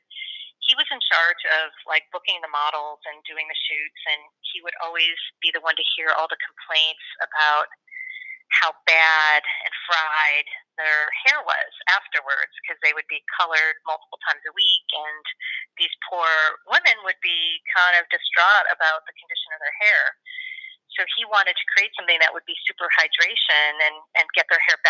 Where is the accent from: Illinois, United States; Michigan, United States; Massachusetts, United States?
Illinois, United States; Chicago; I'm from Chicago